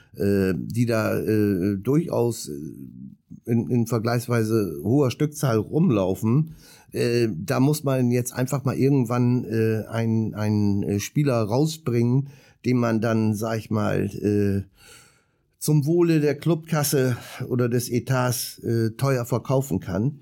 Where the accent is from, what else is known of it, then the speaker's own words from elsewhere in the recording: Bremerhaven, Bremen, Germany; ich komme ja gebürtig aus Bremerhaven